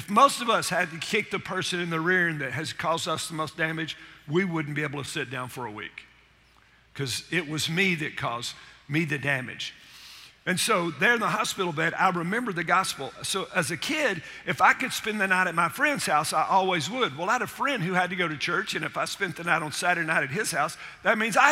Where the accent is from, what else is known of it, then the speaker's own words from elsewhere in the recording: Chattanooga, Tennessee, United States; I grew up in Chattanooga, Tennessee